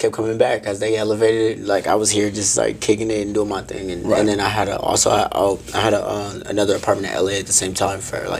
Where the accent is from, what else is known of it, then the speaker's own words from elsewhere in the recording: Bay Area, California, United States; moved away as an adult; also born or lived in San Francisco, California / Fremont, California / Sacramento, California; now in Las Vegas, United States; Nah, I'm from the Bay Area.